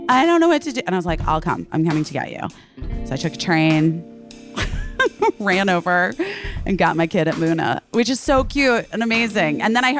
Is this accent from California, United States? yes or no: no; Arizona, United States; So even when I was growing up in Arizona